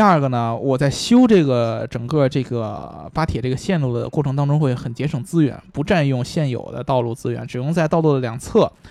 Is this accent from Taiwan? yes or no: no; Beijing, China; accent: Beijing accent; 只有你能学我们北京口音